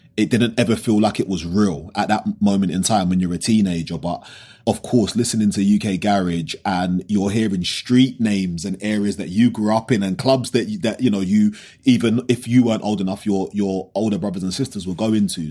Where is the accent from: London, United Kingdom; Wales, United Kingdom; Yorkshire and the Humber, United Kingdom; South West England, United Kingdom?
London, United Kingdom; growing up in South London